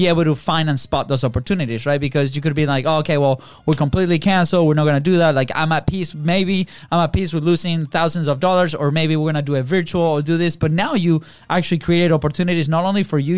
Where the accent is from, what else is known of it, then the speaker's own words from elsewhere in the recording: Venezuela; now in United States; we're originally from Venezuela.